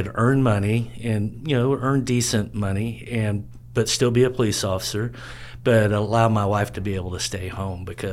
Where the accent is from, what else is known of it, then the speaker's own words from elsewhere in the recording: Grand Prairie, Texas, United States; now in Cedar Creek Lake, United States; I grew up in Grand Prairie